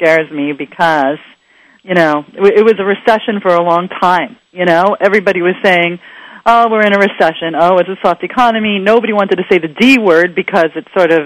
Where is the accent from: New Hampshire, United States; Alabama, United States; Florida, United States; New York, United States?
New York, United States; New York City; moved away; I grew up in Queens, New York